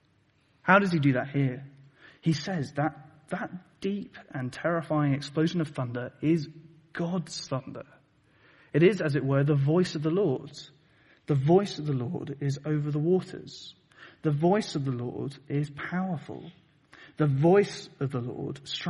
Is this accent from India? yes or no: no; Plymouth, South West England, United Kingdom; moved away; I come from Plymouth originally